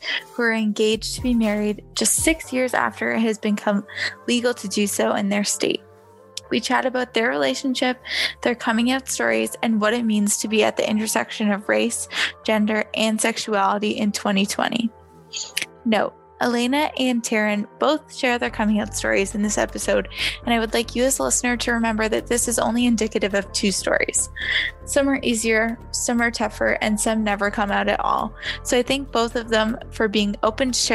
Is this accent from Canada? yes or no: yes; Canada; as a Canadian